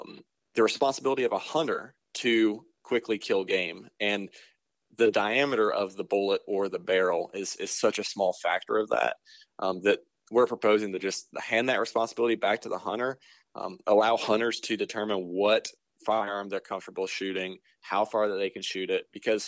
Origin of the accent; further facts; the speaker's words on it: North Carolina, United States; now in Indiana, United States; I accepted the deer biologist job in North Carolina, which is my home state.